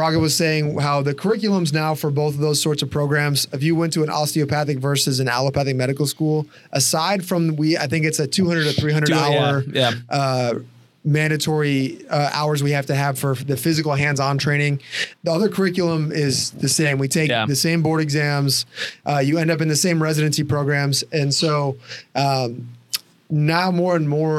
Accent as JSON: {"language": "English", "area": "Chicago area", "region": "Illinois", "country": "United States", "tie": "born or raised there", "also_born_or_lived": "Indianapolis", "said": "I grew up like probably 20 miles from here."}